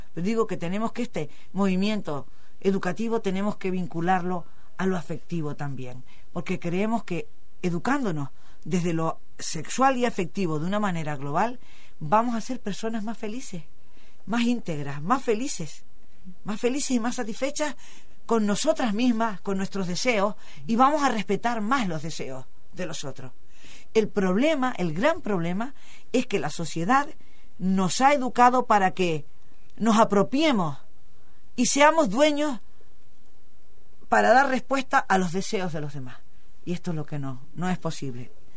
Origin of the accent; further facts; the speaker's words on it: Canary Islands, Spain; accent: Canarian; un chilajito es una palabra de mi tierra a mí me gusta utilizar las palabras de, mi, de, nuestra modalidad lingüística